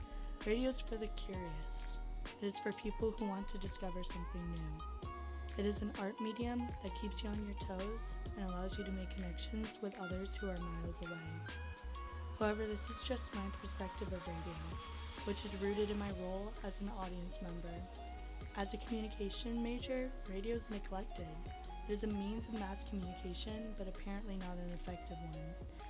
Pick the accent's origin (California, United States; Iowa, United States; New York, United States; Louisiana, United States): California, United States; Los Angeles; moved away as an adult; now in Davis, United States; I'm born and raised in Los Angeles, and I moved to Davis to attend university to broaden my knowledge on all things art and language.